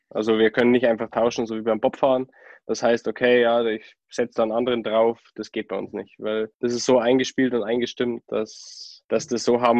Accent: Berchtesgaden, Bavaria, Germany; ich bin ähm, in Berchtesgaden geboren. Ich habe einen älteren Bruder, der ist zwei Jahre älter als ich und wir sind in Berchtesgaden auf die Grundschule gegangen

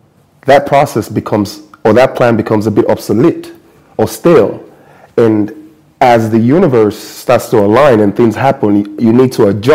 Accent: United States; And I'm not fully black American, so I'm Nigerian American.

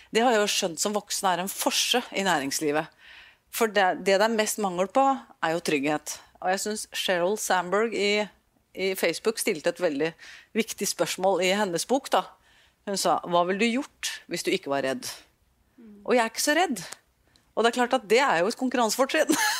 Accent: Norway; jeg er nordmann

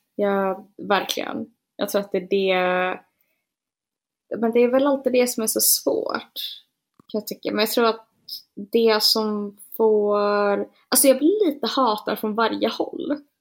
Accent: Gothenburg, Västra Götaland, Sweden; also born or lived in Linköping; jag föddes på Östra sjukhuset i Göteborg

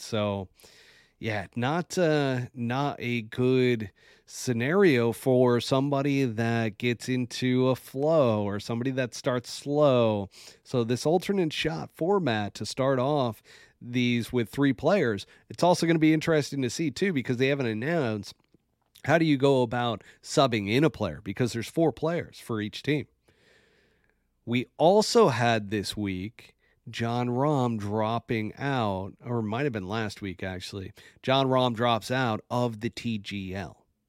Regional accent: New York, United States; as a New Yorker

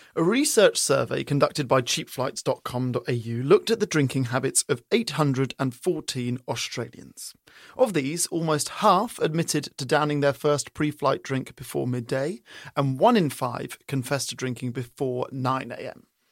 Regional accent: England, United Kingdom; moved away; growing up in England

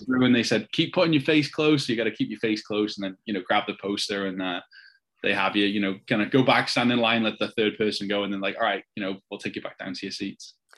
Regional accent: Wrexham, Wales, United Kingdom; now in United States; I'm, I'm from Wrexham

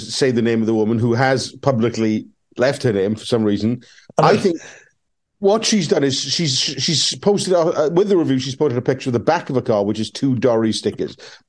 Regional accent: Welsh, Wales, United Kingdom; we're Welsh.

